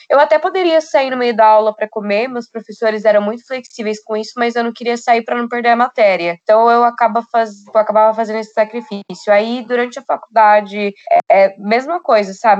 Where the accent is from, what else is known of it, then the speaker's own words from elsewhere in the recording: Foz do Iguaçu, Paraná, Brazil; moved away as an adult; now in São Paulo, Brazil; E eu também fui criada em Foz do Iguaçu